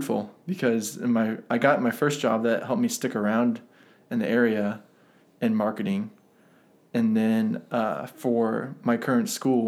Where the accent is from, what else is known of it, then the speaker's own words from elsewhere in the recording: Central Ohio, United States; moved away as an adult; also born or lived in Upland, Indiana; now in Marion, United States; I grew up in Central Ohio, grew up on a farm there, south of Columbus